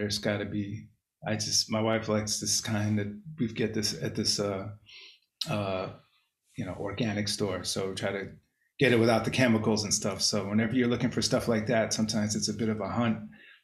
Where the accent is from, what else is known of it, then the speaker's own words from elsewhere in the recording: Cambridge, Massachusetts, United States; moved away; I grew up in Cambridge